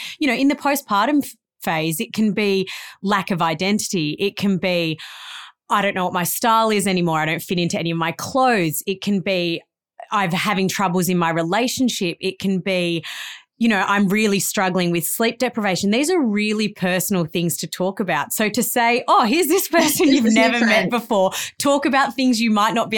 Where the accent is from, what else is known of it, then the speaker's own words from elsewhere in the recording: Melbourne, Victoria, Australia; moved away as an adult; also born or lived in Gold Coast / northern New South Wales; I grew up in Melbourne, moved to the Gold Coast to go to uni.